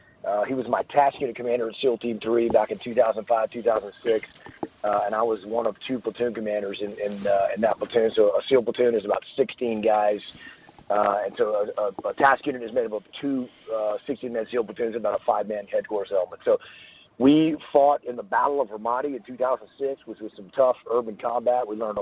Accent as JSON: {"language": "English", "region": "Texas", "country": "United States", "tie": "born or raised there", "also_born_or_lived": "San Diego, United States", "said": "I am from deep southeast Texas, what we call the Piney Woods."}